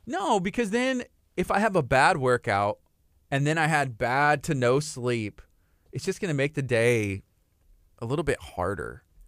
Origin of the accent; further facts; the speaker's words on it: La Marque, Texas, United States; I grew up right here in Lamarck, Texas